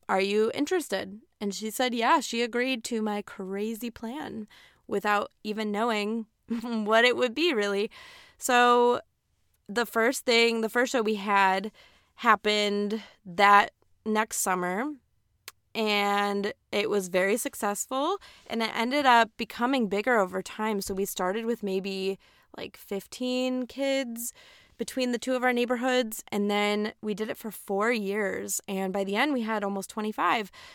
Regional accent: Aurora, Illinois, United States; moved away as an adult; now in East Coast, United States; I was born and raised in Aurora, Illinois, woo, Midwest

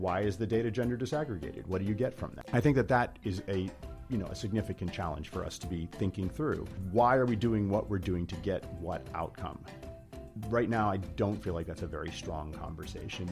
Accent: United States

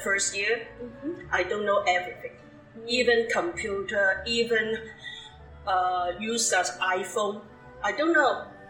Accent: Hong Kong; English is a second language; moved away as an adult; also born or lived in Scarborough, Toronto, Canada; now in Canada; I come from Hong Kong.

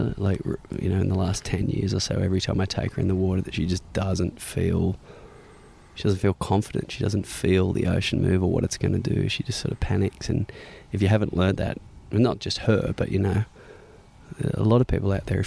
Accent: south of Sydney, near Cronulla, New South Wales, Australia; Grew up south of Sydney. When I was young, I grew up in a little place called Karela, which is about an hour south of the city, close to Cronulla Beach.

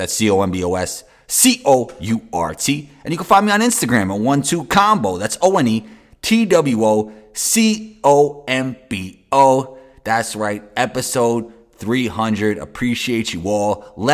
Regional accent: New York City, New York, United States; I'm from New York.

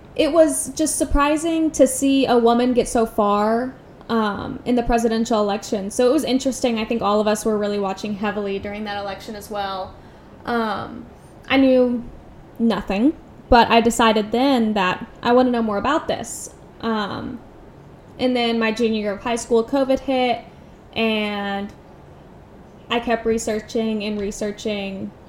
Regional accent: United States

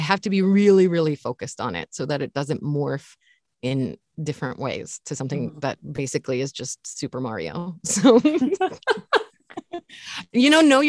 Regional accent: Kansas, United States; Or the other one, I grew up in Kansas.

